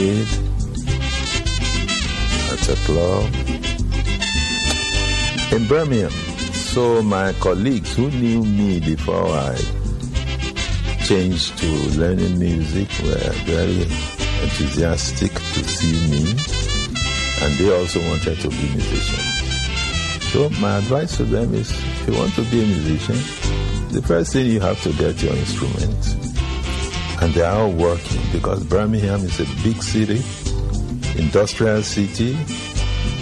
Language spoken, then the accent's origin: English; Nigeria; moved away as an adult; also born or lived in London, United Kingdom; getting back to Nigeria, after my working in many clubs in Europe with my band, I came back